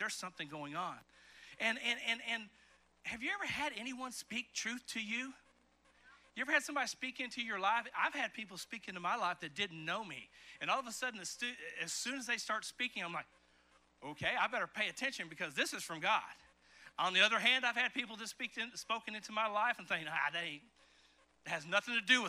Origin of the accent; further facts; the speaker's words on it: eastern Kentucky, United States; also born or lived in Chicago, Illinois; I moved in the fifth grade from Chicago, Illinois, where the houses were right next to each other, to the country out in Kentucky, in eastern Kentucky